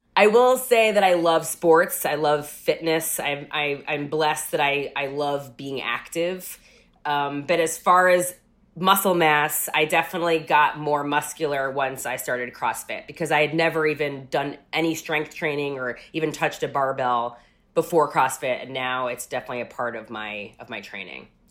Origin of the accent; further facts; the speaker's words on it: Rockland County, New York, United States; moved away as an adult; also born or lived in Manhattan, New York; now in Los Angeles, United States; I grew up in Rockland County, New York.